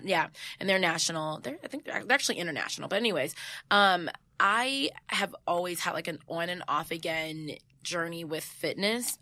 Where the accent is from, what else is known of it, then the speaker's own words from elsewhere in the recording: San Jose, California, United States; moved away; I'm from the Bay